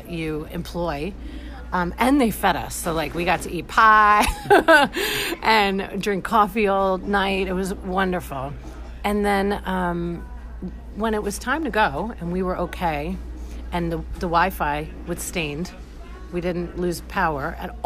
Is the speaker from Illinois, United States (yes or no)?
no; New York, United States; moved away as an adult; now in Florida, United States; I am a New Yorker originally